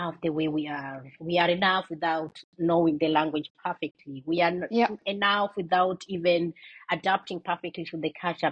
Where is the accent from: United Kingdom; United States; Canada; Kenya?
Kenya; moved away; I come from Kenya.